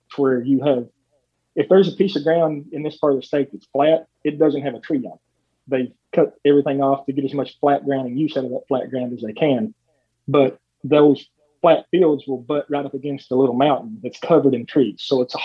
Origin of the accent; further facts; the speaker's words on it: Kentucky, United States; growing up in the Daniel Boone National Forest. My mom's house is like a mile from the Red River Gorge. So I grew up around rock climbing too.